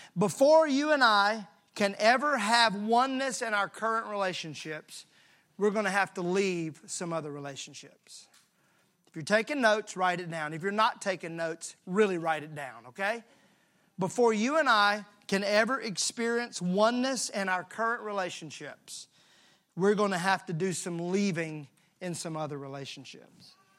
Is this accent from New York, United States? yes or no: no; Mississippi, United States; I'm from Mississippi